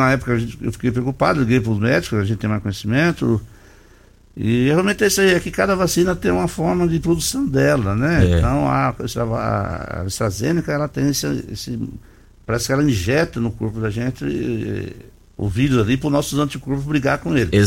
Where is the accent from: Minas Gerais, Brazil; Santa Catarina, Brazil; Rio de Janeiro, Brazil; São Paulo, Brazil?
São Paulo, Brazil; also born or lived in Belém; now in Rio Verde, Brazil; Eu sou do interior de São Paulo, vim aqui em 98, fui embora para Belém para pelo banco e voltei para Rio Verde.